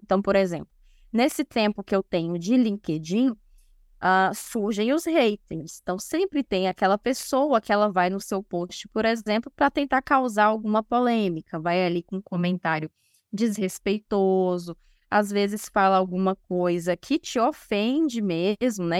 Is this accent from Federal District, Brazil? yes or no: yes; Brasília, Federal District, Brazil; uma instituição de saúde aqui em Brasília, porque eu sou de Brasília.